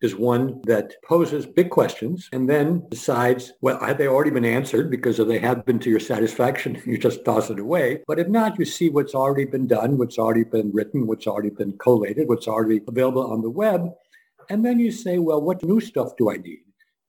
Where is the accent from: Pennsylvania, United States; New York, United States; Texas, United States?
Pennsylvania, United States; Scranton; born there; Number one, I was born in Scranton, Pennsylvania, as he was.